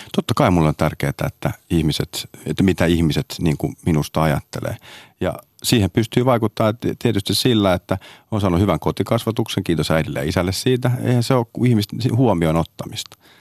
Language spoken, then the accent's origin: Finnish; Hyvinkää, Uusimaa, Finland; also born or lived in Sodankylä; Me muutettiin Sodankylästä Hyvinkäälle. Eli mä oon Hyvinkäälle, johon mä tätä Red Carpetia järjestin tänä vuonna ensimmäistä vuotta, niin, niin mä oon käynyt siellä kolmannesta luokasta niin kuin lukion loppuun